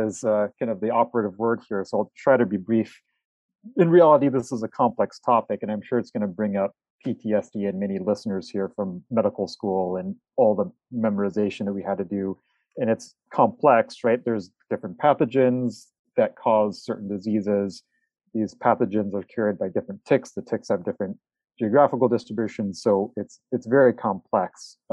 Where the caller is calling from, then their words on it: Wisconsin, United States; I'm calling here from Wisconsin.